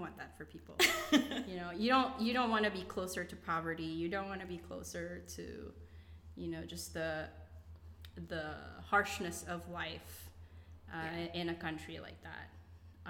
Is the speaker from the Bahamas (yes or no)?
no; Philippines; moved away as an adult; now in United States; I grew up in the Philippines